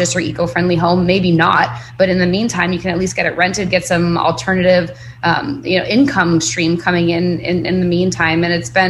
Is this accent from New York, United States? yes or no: yes; New York, United States; moved away as an adult; also born or lived in Nicaragua; now in Belize; I'm from New York originally. I moved down to Latin America back in 2012